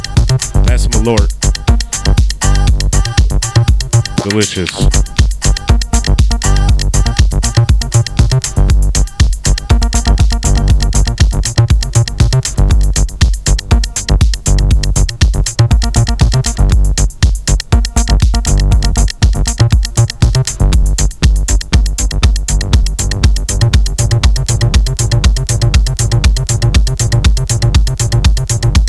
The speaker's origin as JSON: {"language": "English", "region": "Midwest", "country": "United States", "said": "I'm from the Midwest"}